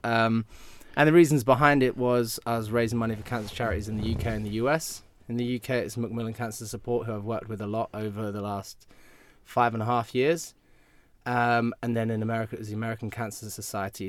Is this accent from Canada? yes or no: no; United Kingdom; I'm obviously British